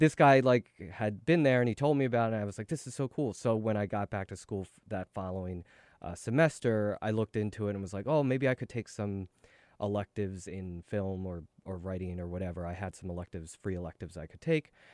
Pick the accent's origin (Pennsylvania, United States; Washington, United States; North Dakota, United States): Pennsylvania, United States; Philadelphia; moved away as an adult; also born or lived in Seoul, South Korea / California; now in New York, United States; I grew up in Philadelphia and went to s, uh, school there, went to college there